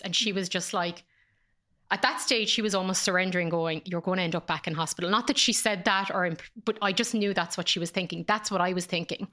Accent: Ireland; born or raised there; moved away as an adult; also born or lived in Dublin

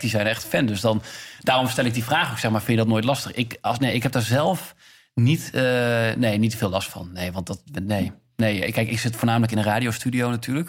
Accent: Enschede, Overijssel, Netherlands; moved away as an adult; also born or lived in Zwolle; now in Amsterdam, Netherlands; ik ben geboren in Zwolle en opgegroeid in Enschede.

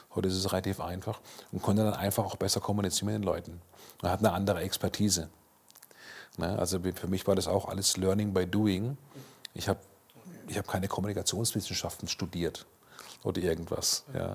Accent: Karlsruhe, Baden-Württemberg, Germany; in meiner Heimatstadt Karlsruhe

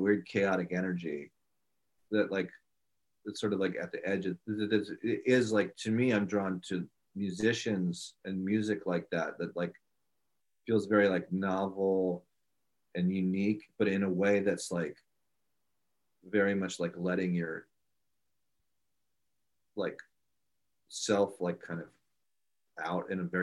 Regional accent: Washington, District of Columbia, United States; also born or lived in India; grew up in Washington D.C.

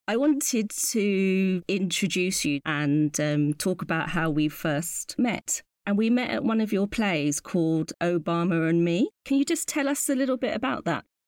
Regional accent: United Kingdom; as a mixed race uh, British Ghanaian

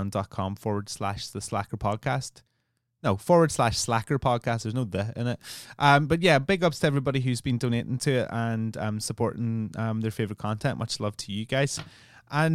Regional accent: Ireland; I'm Irish

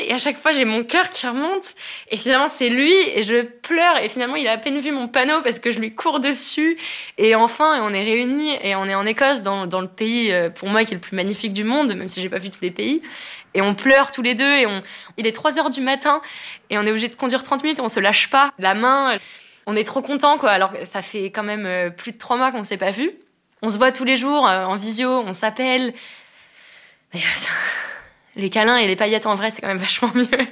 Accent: France; je suis française

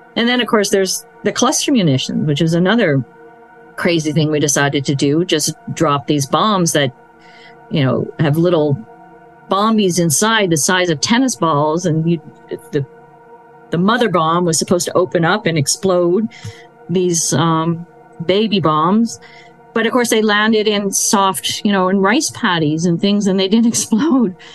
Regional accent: United States; as an American

